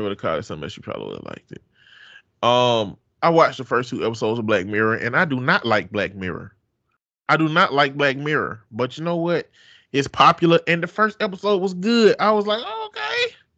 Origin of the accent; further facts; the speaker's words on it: the South, United States; I'm from the South.